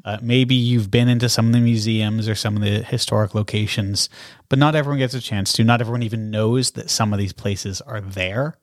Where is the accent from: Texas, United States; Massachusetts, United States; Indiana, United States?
Massachusetts, United States; also born or lived in Bath, England / Canada; I'm from Massachusetts, so I was living here.